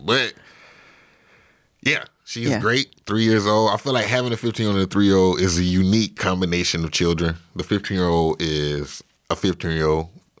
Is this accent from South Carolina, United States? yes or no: yes; Orangeburg, South Carolina, United States; So I grew up in Orangeburg, South Carolina. Orangeburg is awesome.